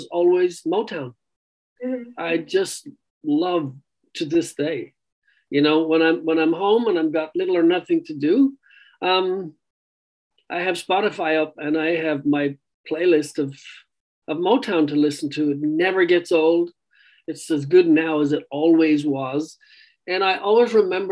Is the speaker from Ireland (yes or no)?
yes; Ireland; being Irish